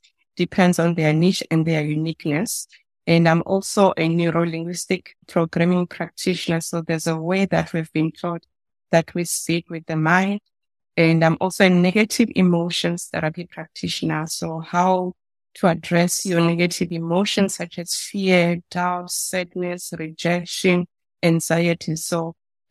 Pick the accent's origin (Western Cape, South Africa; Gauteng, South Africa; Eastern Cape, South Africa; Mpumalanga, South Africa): Gauteng, South Africa; Soweto; I was born in Soweto.